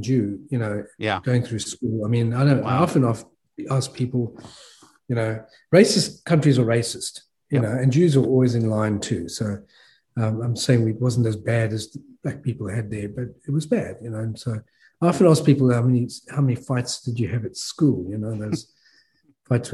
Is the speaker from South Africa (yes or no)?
yes; South Africa; moved away as an adult; also born or lived in Australia; I was born and raised in South Africa, and I left when I was 22